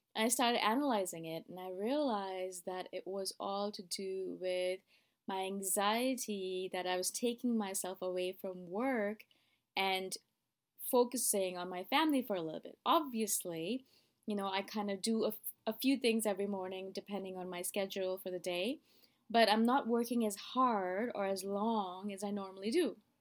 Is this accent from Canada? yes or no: yes; Toronto, Ontario, Canada; moved away as an adult; now in Thailand; I am living in Thailand, as you guys know, but I am originally from Toronto.